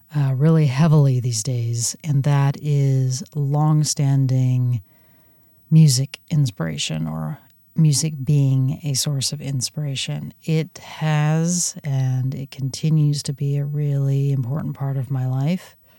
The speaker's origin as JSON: {"language": "English", "region": "Southern California", "country": "United States", "tie": "born or raised there", "moved": "yes", "lives_now": "Pacific Northwest, United States", "said": "as a Southern Californian, uh, born and raised"}